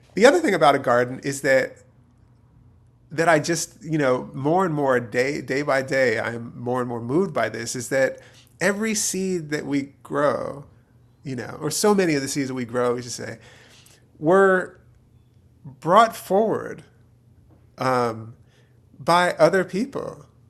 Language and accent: English; outside of Philadelphia, Pennsylvania, United States; also born or lived in Youngstown, Ohio; I was born in Youngstown. My dad's from Youngstown. I grew up outside of Philadelphia.